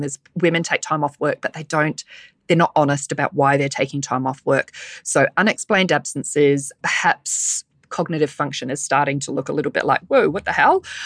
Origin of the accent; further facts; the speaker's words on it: New Zealand; accent: Kiwi; now in Sydney, Australia; my Kiwi accent